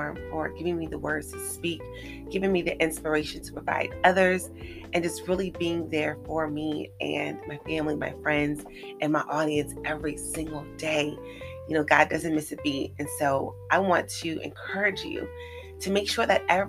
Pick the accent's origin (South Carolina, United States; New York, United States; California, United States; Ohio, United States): California, United States; moved away as an adult; I'm originally from California